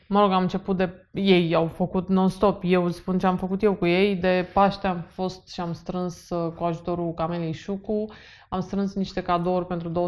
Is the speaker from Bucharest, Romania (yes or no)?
yes; Bucharest, Romania; Așa, și eu am crescut în București.